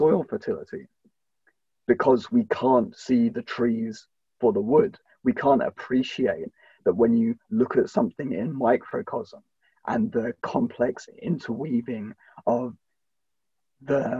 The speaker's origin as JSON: {"language": "English", "country": "United Kingdom", "said": "a Brit myself"}